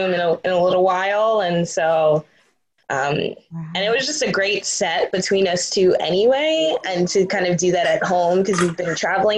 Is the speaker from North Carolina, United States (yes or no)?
no; New York City, New York, United States; I'm from Brooklyn, New York